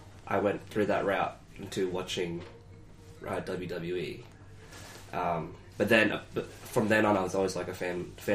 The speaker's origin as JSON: {"language": "English", "town": "Brisbane", "region": "Queensland", "country": "Australia", "tie": "born or raised there", "moved": "yes", "said": "in Brisbane, my hometown in Australia"}